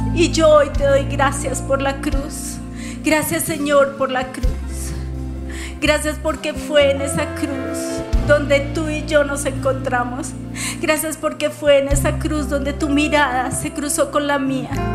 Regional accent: Colombia; como colombiana.

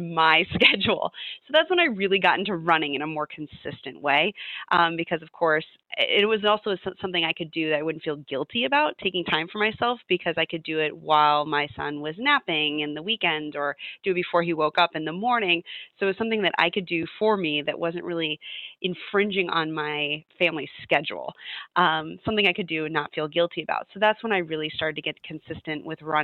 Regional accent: Midwest, United States; moved away as an adult; now in Providence, United States; I grew up in the Midwest

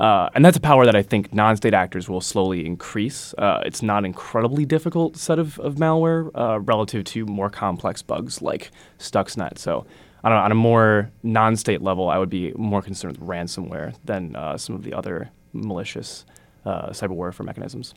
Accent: Wisconsin, United States; moved away; I'm originally from Wisconsin. I'm a Wisconsin guy through and through

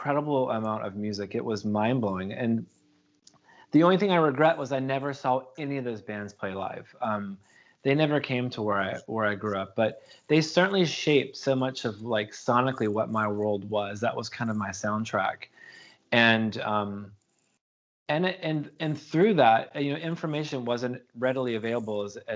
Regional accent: North Carolina, United States; also born or lived in Los Angeles / San Francisco; now in Oakland, United States; I grew up in North Carolina on the East Coast of America, which is technically the South

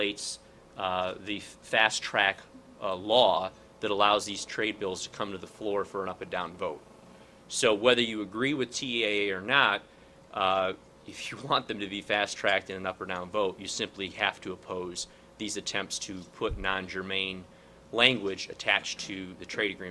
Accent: Peoria, Illinois, United States; my hometown of in Peoria

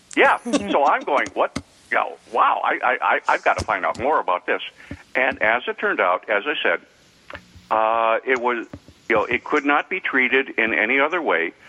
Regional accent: North Dakota, United States; my home state of North Dakota, which I'm very proud

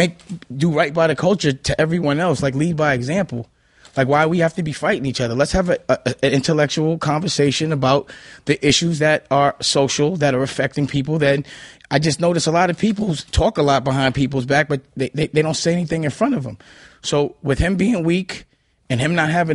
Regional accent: New York City, New York, United States; I'm from Harlem.

